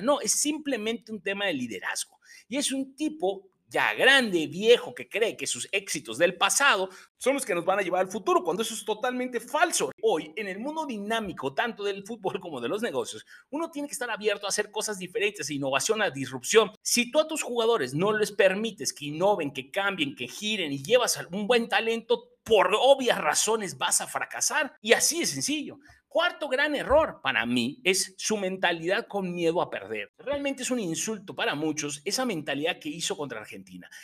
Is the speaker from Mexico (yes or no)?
yes; Mexico; como buen aficionado y mexicano que soy